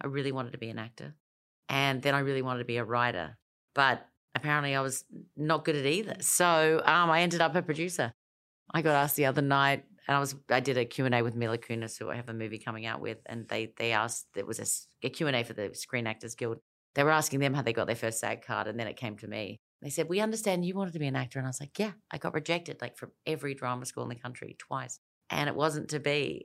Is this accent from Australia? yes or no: yes; Elizabeth, South Australia, Australia; moved away; also born or lived in United States / London; I grew up in Elizabeth in South Australia